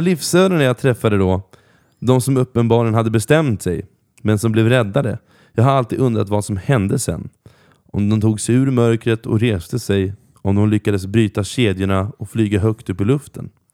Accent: Norrköping, Östergötland, Sweden; jag växte upp i centrala Norrköping

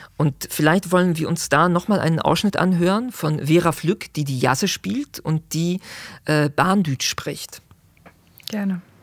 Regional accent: Zurich, Switzerland; ich kenne Schwammending, wo ich groß geworden bin in Zürich

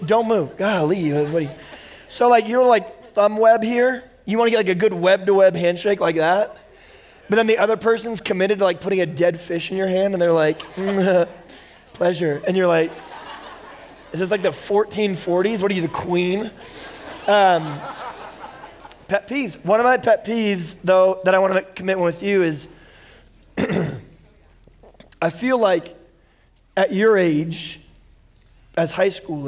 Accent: Bakersfield, California, United States; also born or lived in Indiana / Oklahoma; I'm from Bakersfield. I was born in Indiana, then lived for 10 years in Oklahoma, and then I lived in Bakersfield for 12 years

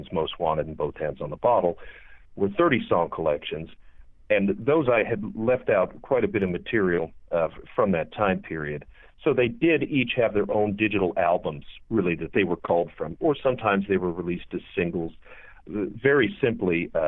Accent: Cleveland, Ohio, United States; also born or lived in Perrysville, Ohio; now in Oklahoma, United States; I grew up in Ohio, various parts, but I went to school around Cleveland and was born there.

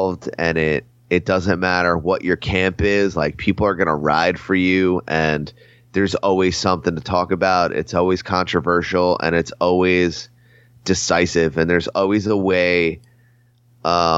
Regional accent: New Jersey, United States; I'm from Jersey

